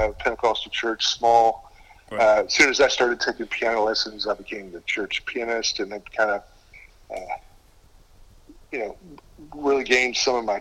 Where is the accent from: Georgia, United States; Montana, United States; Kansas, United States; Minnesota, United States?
Georgia, United States; Gwinnett County; I grew up in a trailer park. What was maybe the biggest challenge of that is I grew up in Gwinnett County during that time